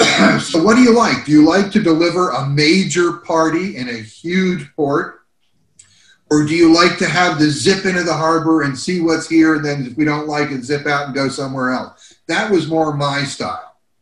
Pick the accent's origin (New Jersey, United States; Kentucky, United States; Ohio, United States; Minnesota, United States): New Jersey, United States; also born or lived in California; Growing up in Jersey, I was looking to get out of the Northeast to find something more intense, which was when I got to California.